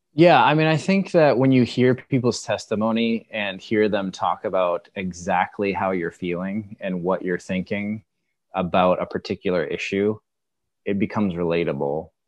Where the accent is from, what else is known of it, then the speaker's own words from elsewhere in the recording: Maine, United States; I, I'm from the Northeast. I'm from Maine.